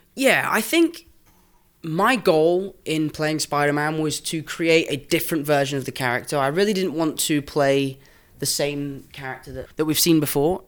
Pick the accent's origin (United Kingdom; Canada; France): United Kingdom; England; accent: English; I'm English